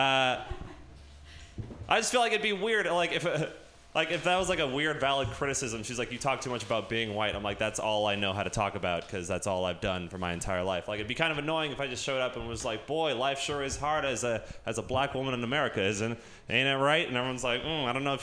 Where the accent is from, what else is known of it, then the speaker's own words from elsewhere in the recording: Sausalito, California, United States; growing up in Sausalito